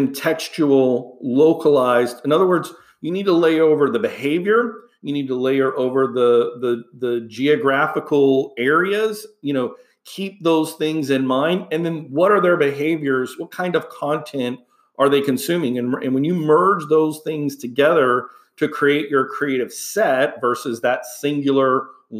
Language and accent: English; Houston, Texas, United States; moved away; I grew up in Houston, Texas